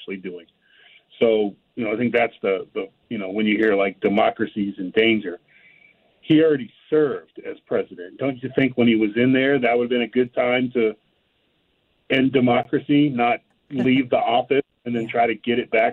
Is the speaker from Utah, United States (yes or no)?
no; California, United States; I grew up in California